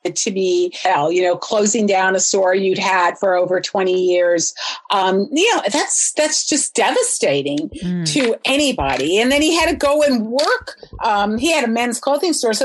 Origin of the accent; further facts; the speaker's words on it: Huntington, New York, United States; I grew up on Long Island in Huntington in Suffolk County